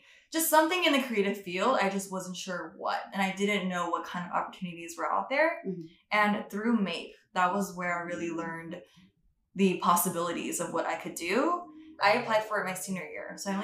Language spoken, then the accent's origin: English; Bay Area, California, United States; moved away as an adult; also born or lived in San Diego, California; now in New York, United States; I'm from the Bay Area